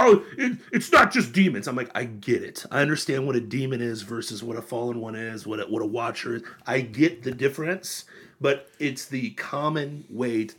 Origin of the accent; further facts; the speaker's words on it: Florida, United States; My fellow Floridians